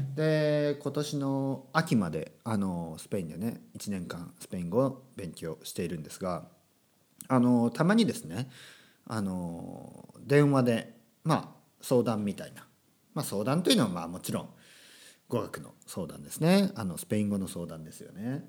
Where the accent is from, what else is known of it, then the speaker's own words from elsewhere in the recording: Kyushu countryside, Japan; moved away as an adult; also born or lived in Tokyo; 僕があの九州の田舎から東京に出た